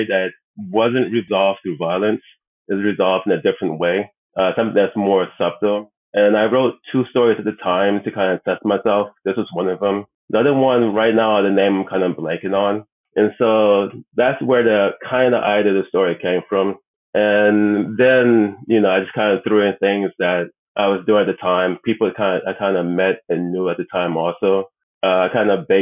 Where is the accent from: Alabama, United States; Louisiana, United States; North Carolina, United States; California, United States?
Louisiana, United States; New Orleans; moved away as an adult; also born or lived in Atlanta / New York; now in South Korea; I'm originally from New Orleans